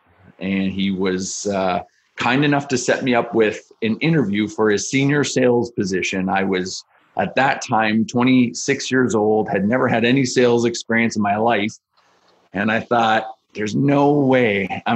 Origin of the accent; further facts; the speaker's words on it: Niagara Falls, Ontario, Canada; moved away as an adult; also born or lived in Montreal; I grew up in Niagara Falls